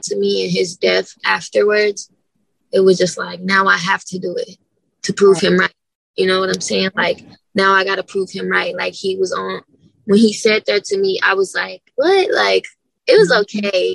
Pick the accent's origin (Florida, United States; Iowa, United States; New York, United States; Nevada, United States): Nevada, United States; Las Vegas; I grew up in a rough area